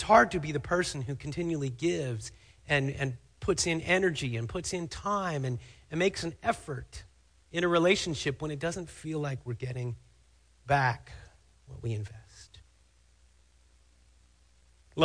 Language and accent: English; Cincinnati, Ohio, United States; now in Fremont, United States; The hospital where I was born in Cincinnati, Ohio, is named Good Samaritan Hospital